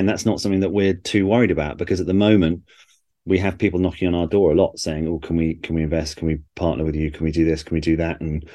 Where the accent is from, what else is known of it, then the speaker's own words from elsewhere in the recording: Berkshire, South East England, United Kingdom; I grew up as a Liverpool fan in Berkshire